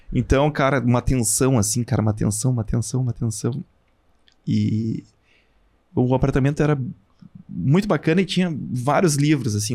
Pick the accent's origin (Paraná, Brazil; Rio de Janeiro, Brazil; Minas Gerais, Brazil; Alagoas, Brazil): Paraná, Brazil; Curitiba; now in Passo Fundo, Brazil; eu morava em Curitiba, eu sou de Passo Fundo, mas, mas morei 14 anos em Curitiba